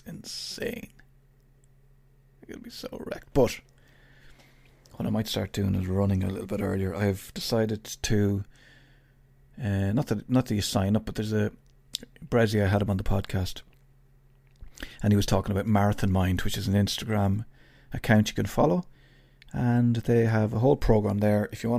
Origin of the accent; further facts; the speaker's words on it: Ireland; I'm Irish. I have to ask you what time it is.